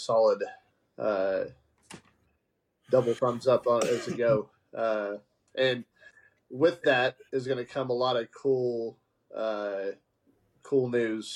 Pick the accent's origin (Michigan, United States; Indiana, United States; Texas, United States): Texas, United States; Haltom City; I grew up out in Haltom City